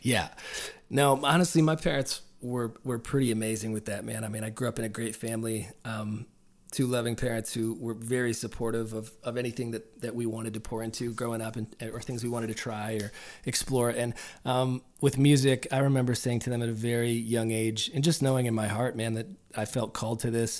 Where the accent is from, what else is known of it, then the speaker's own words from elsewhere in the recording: Peterborough, Ontario, Canada; also born or lived in Nashville; this is where I started the band and did a bunch of indie records before